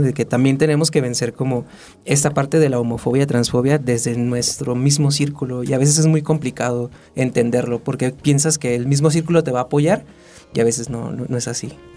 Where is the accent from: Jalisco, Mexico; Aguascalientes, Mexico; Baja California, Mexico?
Baja California, Mexico; Tijuana; moved away as an adult; now in Mexico City, Mexico; yo vengo desde de, Tijuana, yo soy de Tijuana